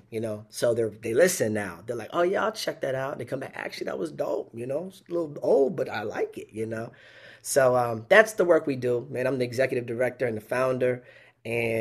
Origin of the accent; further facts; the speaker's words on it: Pacific Northwest, United States; moved away as an adult; now in Lansing, United States; I grew up in the Pacific Northwest